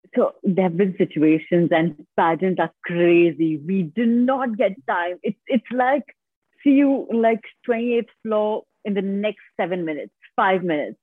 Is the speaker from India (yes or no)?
yes; India; I have completely been born and brought up in India.